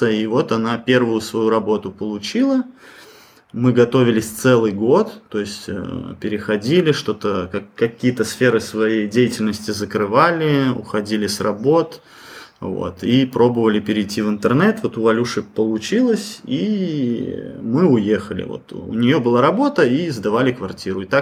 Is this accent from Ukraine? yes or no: no; Belarus; Ну, мы сами из Беларуси.